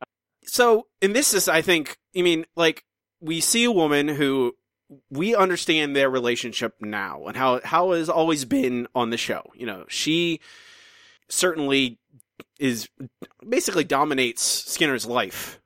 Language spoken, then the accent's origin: English; United States; moved away; my my home country